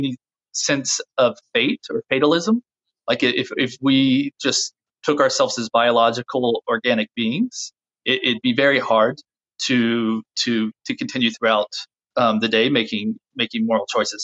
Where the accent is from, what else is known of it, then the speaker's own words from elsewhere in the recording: United States; being an American, a white American of our tradition, of the WASP tradition